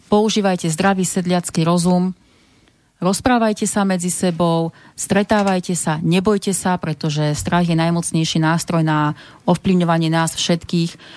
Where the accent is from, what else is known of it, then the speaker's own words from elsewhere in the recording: Slovakia; Tak aj si stojíme za tým, že sme Slováci